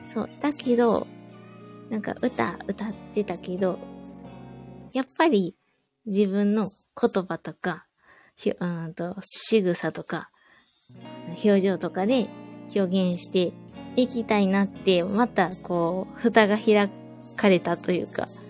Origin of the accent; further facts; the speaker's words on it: Osaka, Japan; 私大阪なんですけど